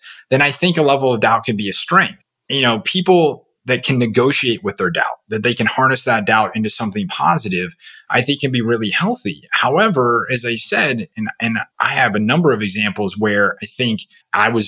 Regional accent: Seattle, Washington, United States; I grew up in the Seattle area

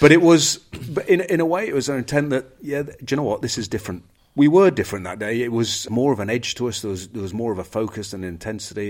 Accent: England, United Kingdom; The English, we're not

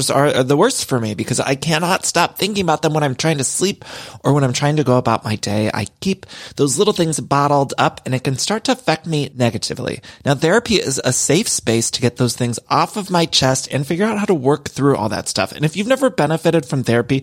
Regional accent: Ohio, United States; now in Los Angeles, United States; I'm from Ohio. I live in LA, but I'm from Ohio

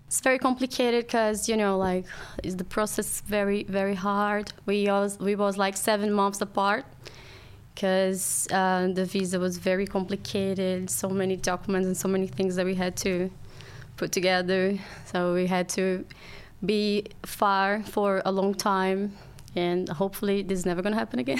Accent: Rio de Janeiro, Brazil; English is a second language; moved away as an adult; now in London, United Kingdom; So I'm from Brazil. My family's from Brazil. I grew up in Rio and yeah, it's the first time that I'm far from home

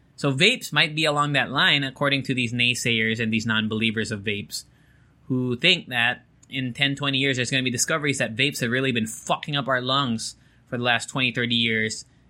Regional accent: Japan; moved away; growing up in Japan

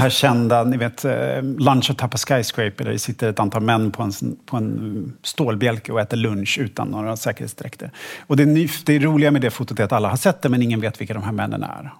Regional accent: Stockholm, Stockholm County, Sweden; jag är född och uppvuxen i Stockholm

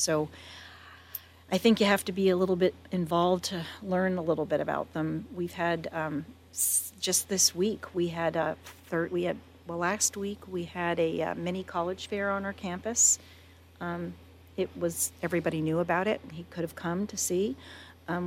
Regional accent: East Coast, United States; now in Paso Robles, United States; I grew up on the East Coast

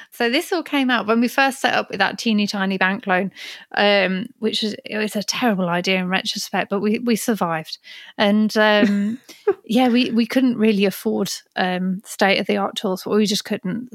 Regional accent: Birmingham, West Midlands, United Kingdom; moved away as an adult; also born or lived in London; I was born and raised in Birmingham, only lived in Birmingham and London, then moved out to the country a few years ago.

